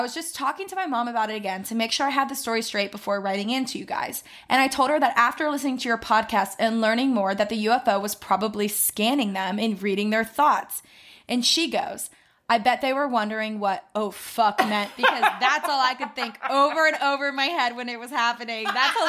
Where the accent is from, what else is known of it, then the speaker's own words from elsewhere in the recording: Ohio, United States; I went there my freshman year of college. I grew up in Ohio. Can you even believe my parents lived in San Diego and chose to raise me in Ohio?